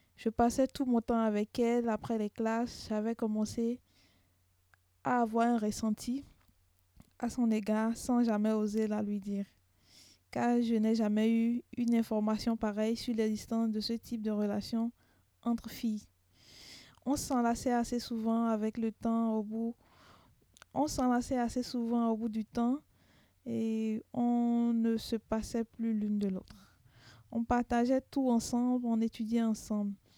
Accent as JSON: {"language": "French", "country": "Benin", "said": "je viens du Bénin"}